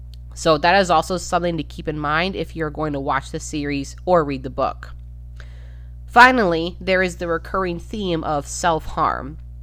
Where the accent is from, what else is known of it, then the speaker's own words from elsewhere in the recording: Midwest, United States; And even though I'm from the Midwest, and this is, as we went over, a far more southern than Midwestern town, I could still relate.